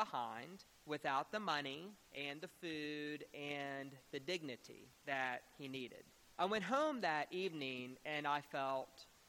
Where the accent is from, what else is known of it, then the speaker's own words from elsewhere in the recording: Beaumont, Texas, United States; I grew up in Beaumont, Texas, and I was raised at a wonderful church called St. Mark's Episcopal Church.